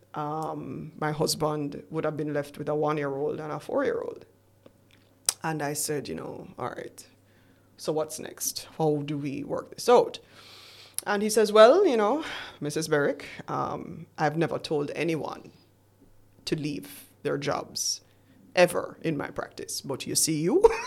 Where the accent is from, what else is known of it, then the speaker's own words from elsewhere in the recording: Jamaica; we're Jamaican